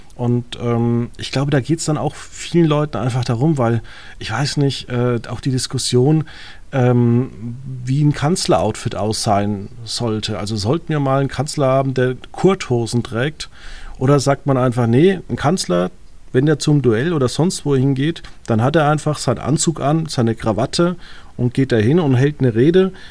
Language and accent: German; home village where the CSU is active, Bavaria, Germany; in meinem Heimatdorf, wie viele Veranstaltungen die C S U einfach macht